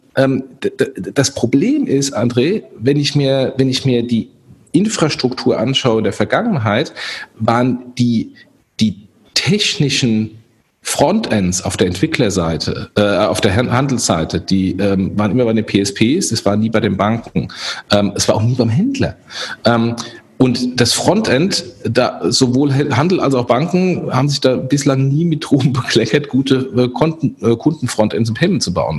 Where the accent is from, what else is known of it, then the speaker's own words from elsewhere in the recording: Germany; wir als Deutsche